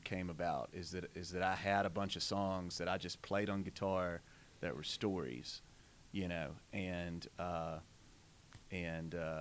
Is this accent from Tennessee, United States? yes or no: yes; Millington, Tennessee, United States; we grew up in just outside of Memphis, Tennessee. The closest town is Millington, Tennessee